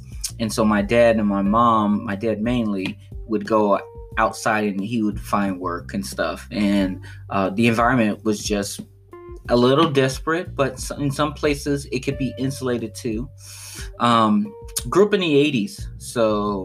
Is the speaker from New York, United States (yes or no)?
no; Chicago, Illinois, United States; I grew up on the south side of Chicago, just as a start. Like, I grew up in West Englewood neighborhood